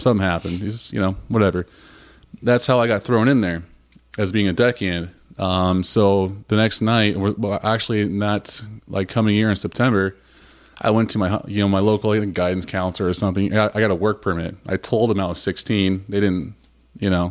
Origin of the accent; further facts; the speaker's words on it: Huntington, United States; growing up in Huntington